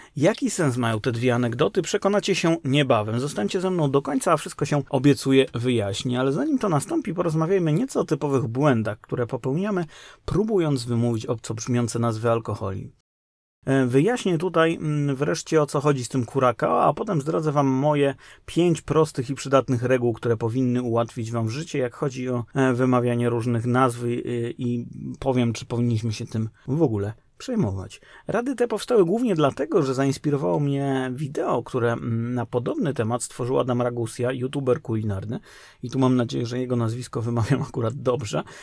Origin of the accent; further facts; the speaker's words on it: Kraków, Lesser Poland, Poland; moved away; w Krakowie, skąd pochodzę